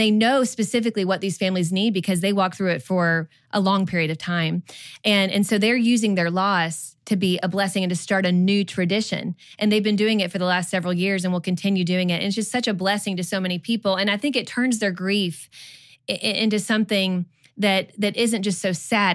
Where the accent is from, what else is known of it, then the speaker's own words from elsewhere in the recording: Kentucky, United States; moved away as an adult; also born or lived in Georgia; now in Texas, United States; We grew up in Kentucky, but we, we lived in Georgia for about ten years, and then now we're in Texas